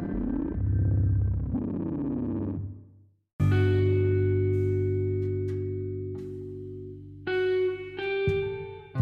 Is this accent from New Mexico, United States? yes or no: yes; Las Cruces, New Mexico, United States; my hometown of Las Cruces, New Mexico